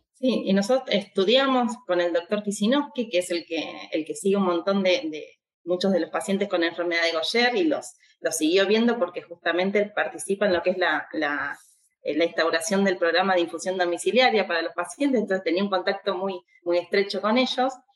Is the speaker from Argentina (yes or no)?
yes; Argentina; nuestro país